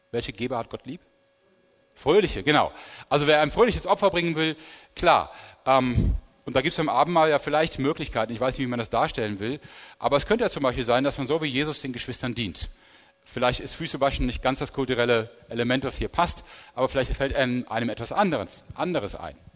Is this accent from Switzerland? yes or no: no; Rhineland, Germany; wo das nicht so einfach ist wie für mich als Rheinländer